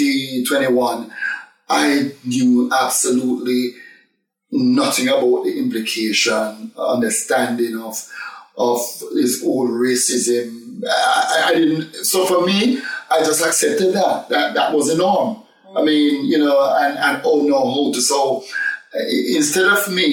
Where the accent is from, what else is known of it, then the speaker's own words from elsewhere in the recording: Jamaica; accent: strong Jamaican; moved away as an adult; now in United Kingdom; I'm a very, very, very, very strong Jamaican accent, which I still have today.